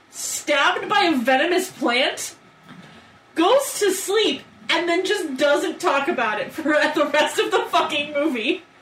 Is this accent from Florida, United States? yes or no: yes; South Florida, United States; I grew up in South Florida